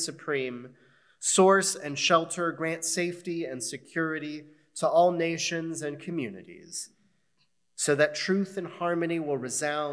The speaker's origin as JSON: {"language": "English", "country": "United States", "said": "As American Jews"}